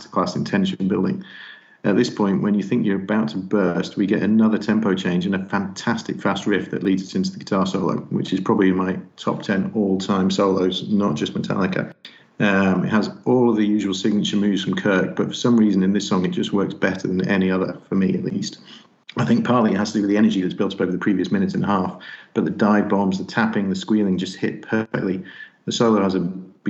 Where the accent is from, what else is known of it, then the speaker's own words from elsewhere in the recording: England, United Kingdom; I'm English